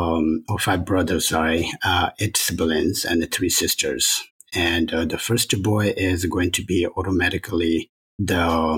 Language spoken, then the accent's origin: English; Tibet, China; English is a second language; also born or lived in India; now in Santa Cruz, United States; originally from Tibet, born and raised in Tibet. And grew up in a monastery. So now I'm living in Santa Cruz